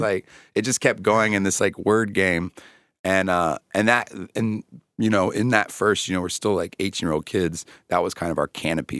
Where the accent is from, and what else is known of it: North Carolina, United States; born or raised there